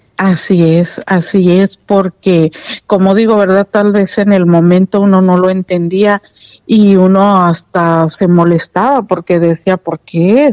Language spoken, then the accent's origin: Spanish; Paseo del Alto, Guanajuato, Mexico; yo nací en la del Alto Guanajuato, un 7 de enero